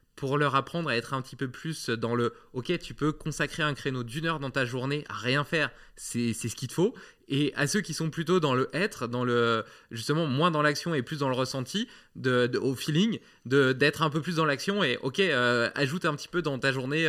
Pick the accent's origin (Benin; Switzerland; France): France; en tant que Français